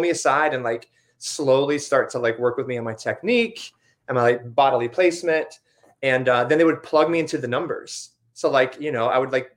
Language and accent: English; Myrtle Beach, South Carolina, United States; I'm from South Carolina